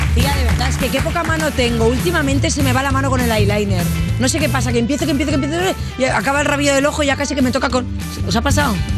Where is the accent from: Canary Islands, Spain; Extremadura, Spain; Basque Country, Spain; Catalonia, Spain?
Catalonia, Spain; Barcelona; moved away; soy de Barcelona